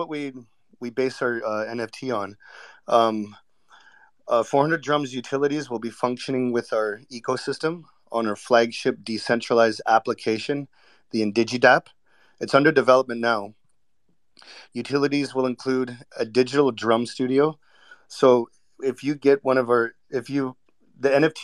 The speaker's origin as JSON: {"language": "English", "town": "Vancouver", "region": "British Columbia", "country": "Canada", "tie": "born or raised there", "said": "I was born and raised in Vancouver"}